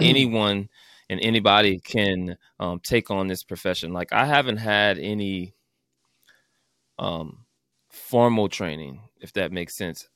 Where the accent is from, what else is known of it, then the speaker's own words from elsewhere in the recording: New Orleans, Louisiana, United States; I'm from New Orleans, actually.